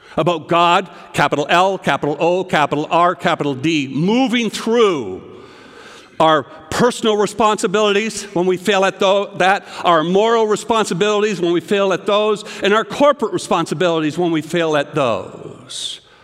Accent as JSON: {"language": "English", "country": "Canada", "tie": "born or raised there", "moved": "yes", "lives_now": "United States", "said": "I remember as a little boy growing up in Canada"}